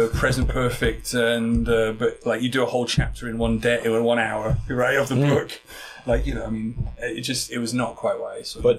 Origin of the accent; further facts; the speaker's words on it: United Kingdom; moved away as an adult; now in South Korea; I'm not from London, and you know, in the UK